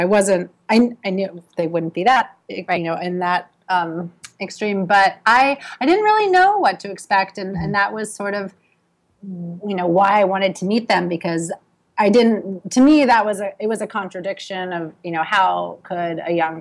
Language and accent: English; outside of Philadelphia, Pennsylvania, United States; moved away as an adult; also born or lived in Medford, Massachusetts / Brooklyn, New York; now in New York, United States; I grew up outside of Philadelphia